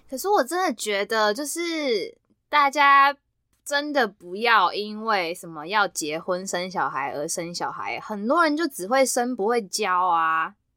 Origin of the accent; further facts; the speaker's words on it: Taiwan; 我也是台湾人啊